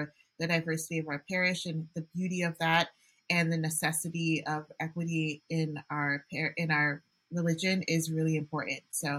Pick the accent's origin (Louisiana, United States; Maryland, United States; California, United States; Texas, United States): Maryland, United States; Gaithersburg; I always describe myself as Nigerian American. I grew up in the Gaithersburg area most of my life, and St. Rose was my home parish.